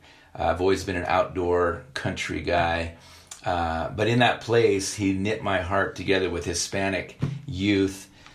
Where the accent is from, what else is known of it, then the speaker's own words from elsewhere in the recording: Ethiopia; moved away; I grew up in Ethiopia. My parents were missionaries.